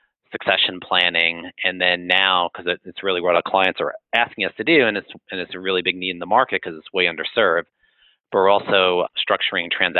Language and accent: English; New York, United States; moved away as an adult; I am from New York.